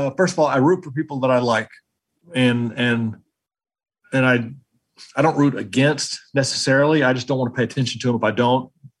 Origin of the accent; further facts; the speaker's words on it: Georgia, United States; But I grew up in Georgia, so I wasn't a Florida fan as a kid.